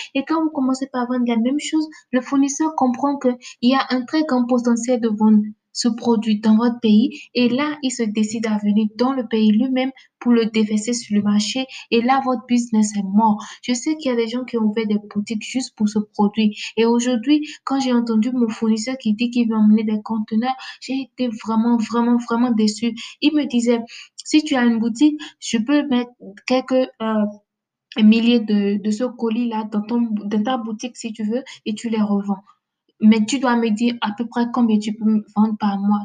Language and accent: French; Benin; Je suis béninoise